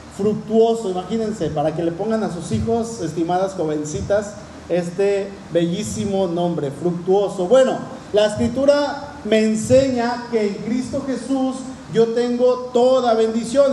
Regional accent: Cuernavaca, Morelos, Mexico; allá en el pueblo donde crecí, en Cuernavaca

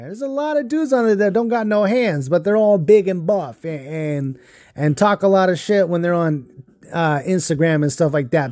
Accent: Fontana, California, United States; I grew up in Fontana

